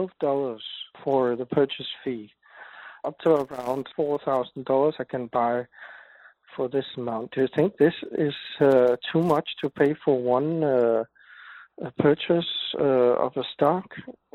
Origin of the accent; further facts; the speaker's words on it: Denmark; Since I'm from Denmark